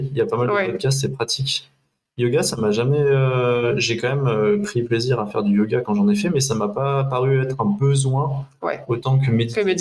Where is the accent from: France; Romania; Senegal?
France; Le Mans, Pays de la Loire; moi, je suis du Mans, hein, je suis plutôt pôle Nord.